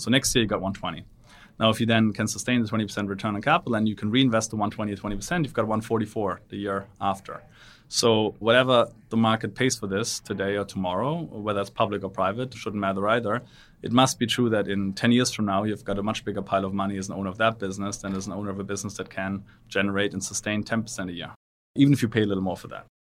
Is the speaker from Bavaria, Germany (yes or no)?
no; Black Forest, Baden-Württemberg, Germany; moved away; I'm from Black Forest, Germany, which is a lovely but rather provincial part of the world. Grew up there